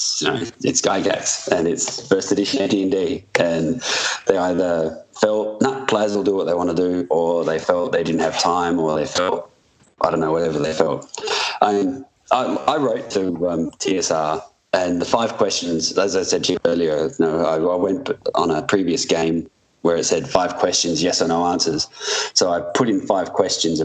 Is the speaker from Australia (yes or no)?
yes; Adelaide, South Australia, Australia; moved away as an adult; I had access to a European passport or a British passport because I'm from Adelaide